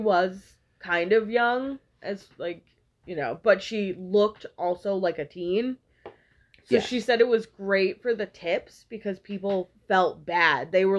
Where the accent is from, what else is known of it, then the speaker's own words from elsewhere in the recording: Quincy, Massachusetts, United States; I was born in Quincy Hospital.